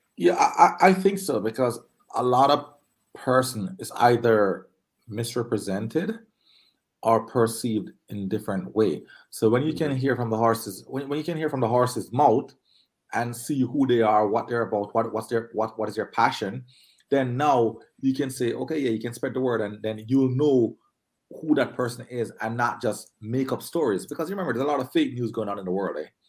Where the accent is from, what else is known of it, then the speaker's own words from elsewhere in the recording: Linstead, Saint Catherine, Jamaica; also born or lived in Spanish Town, Jamaica; now in Toronto, Canada; I uh, grew up in Charlemont